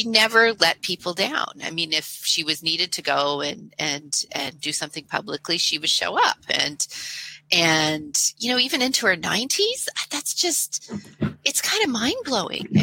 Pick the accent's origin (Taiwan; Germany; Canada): Canada; I'm a Canadian